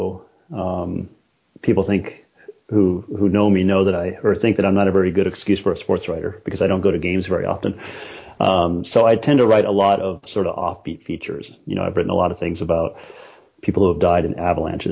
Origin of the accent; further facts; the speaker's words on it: Colorado, United States; I grew up in the 70s and 80s, and I think rodeo and kind of the Western culture, especially growing up in Colorado